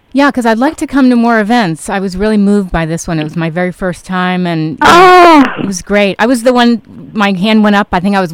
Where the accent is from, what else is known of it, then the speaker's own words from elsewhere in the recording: New York City, New York, United States; moved away; I grew up in Manhattan